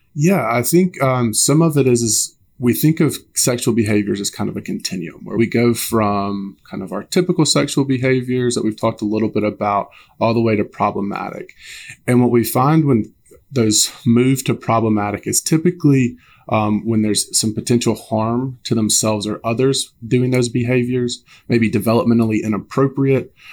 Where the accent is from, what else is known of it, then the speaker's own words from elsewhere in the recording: Alabama, United States; I'm originally from Alabama